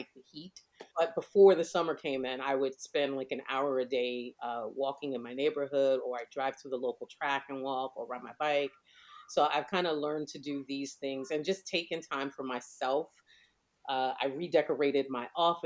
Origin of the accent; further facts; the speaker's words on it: New York City, New York, United States; growing up in New York, we had something called summer youth employment